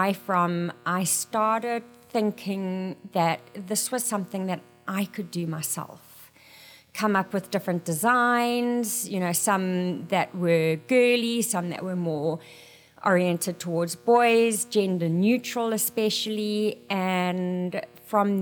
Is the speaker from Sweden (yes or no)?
no; South Africa; moved away as an adult; now in Mesa, United States; I am originally from South Africa